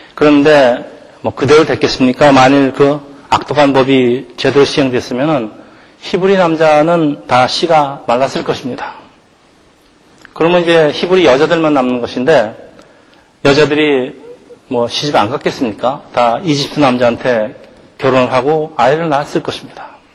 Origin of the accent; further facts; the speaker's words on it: South Korea